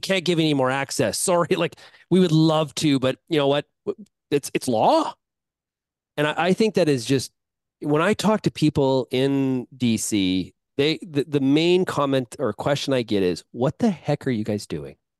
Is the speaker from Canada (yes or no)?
yes; Canada; as a Canadian agriculturalist